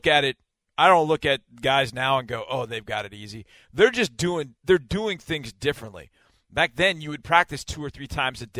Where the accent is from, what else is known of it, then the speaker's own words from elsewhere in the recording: Houston, Texas, United States; I remember going through two-day practices here in growing up in Houston